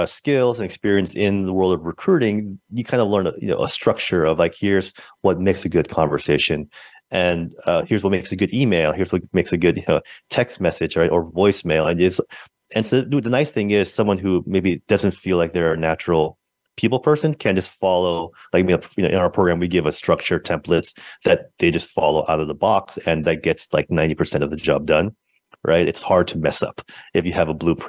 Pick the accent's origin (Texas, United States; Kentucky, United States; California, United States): California, United States; San Francisco; I'm from San Francisco, born and raised